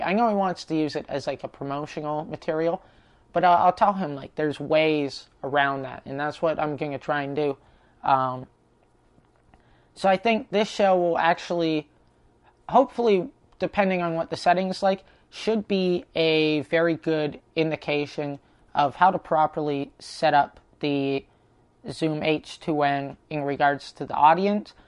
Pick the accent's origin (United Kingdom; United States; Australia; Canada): Canada; Prince George, British Columbia; moved away; my hometown in Prince George